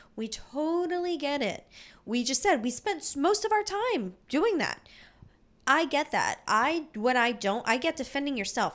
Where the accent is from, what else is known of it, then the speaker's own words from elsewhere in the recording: Philadelphia, Pennsylvania, United States; we're from Philly